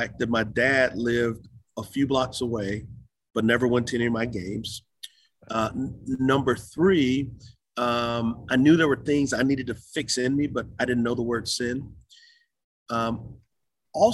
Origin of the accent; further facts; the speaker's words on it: San Antonio, Texas, United States; moved away as an adult; also born or lived in Utah; now in Charlotte, United States; San Antonio, Texas. I grew up on the west side.